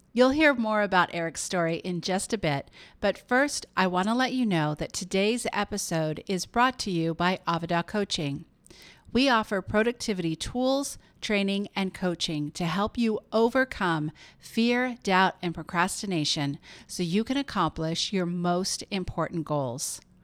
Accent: San Francisco Bay Area, California, United States; moved away as an adult; now in New York, United States; Matt and I moved here from the San Francisco Bay Area to New York. We are native. I'm native there

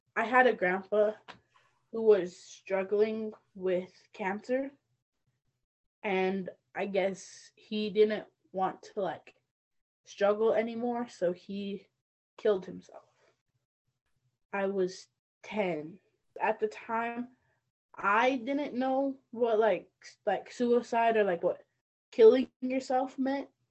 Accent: Northern Arapaho, Wyoming, United States; I come from the Northern Arapaho tribe.

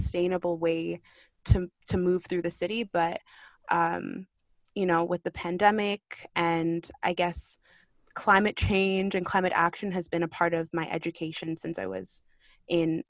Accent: Kitchener, Ontario, Canada; born or raised there; also born or lived in Kingston, Jamaica / Markham, Canada

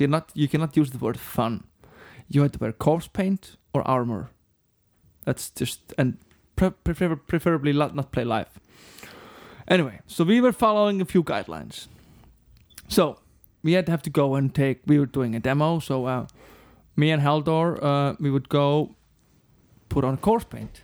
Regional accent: Reykjavík, Capital Region, Iceland; We grew up on the other side of the lake. Breiðholt

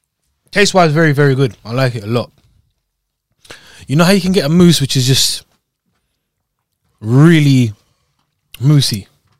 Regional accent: Scotland, United Kingdom; I'm from regionally. I'm from Scotland

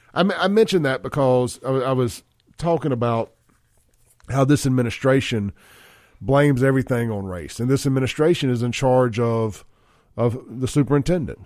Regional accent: Castile Drive, Mississippi, United States; I grew up on Castile Drive

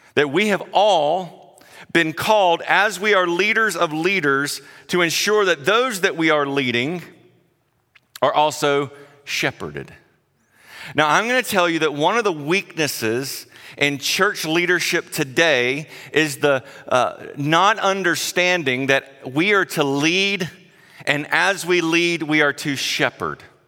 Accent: South Carolina, United States; moved away; I grew up in South Carolina, if you can't tell my accent

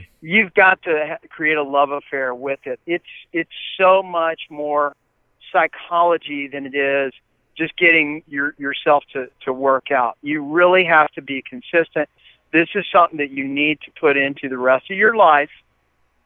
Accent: Huntington, West Virginia, United States; I'm from West Virginia, that is the most obese state in the country, and I come from Huntington, West Virginia

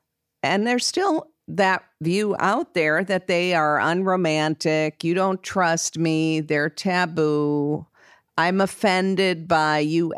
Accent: Wisconsin, United States; another reason I'm from Wisconsin, and in Wisconsin and some other states, you have marital property laws.

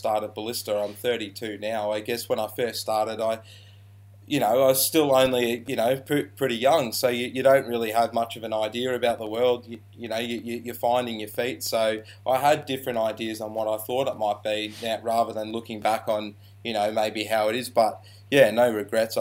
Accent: Shepparton, Victoria, Australia; I'm from Shepparton, Victoria. I grew up in Shep as a teenager

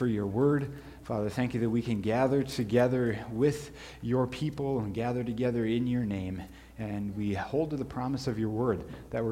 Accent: Sioux Falls, South Dakota, United States; I grew up in Sioux Falls, South Dakota

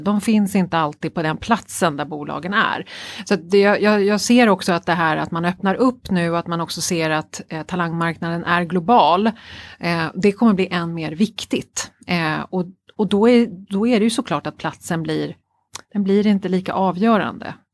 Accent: Stockholm, Stockholm County, Sweden; jag är ju löjligt förälskad i min hemstad Stockholm. Mm. Eh, jag är ju verkligen det, mm. född och uppvuxen här.

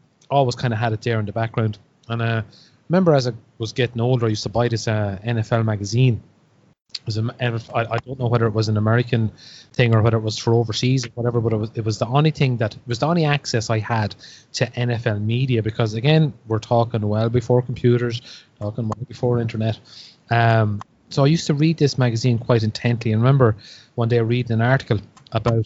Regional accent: Ireland; as a kid growing up in Ireland, we had very little access to live sports on TV.

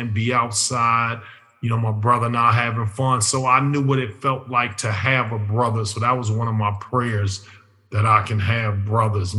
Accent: Chicago, Illinois, United States; neighborhood I grew up in, I grew up in Hyde Park, which Hyde Park is where University of Chicago is

